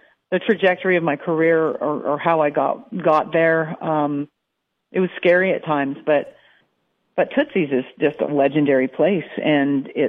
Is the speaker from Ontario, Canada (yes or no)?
no; Alberta, Canada; now in Nashville, United States; growing up in Alberta, which is a lot like Texas on the northern side of the border